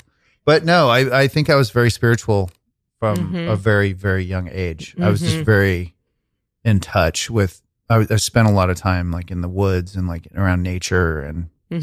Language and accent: English; Kansas City, Missouri, United States; I was coming from Kansas City, Missouri, to the suburbs of Kansas. And we lived in Wyandotte for a while. We lived in kind of some white trash areas.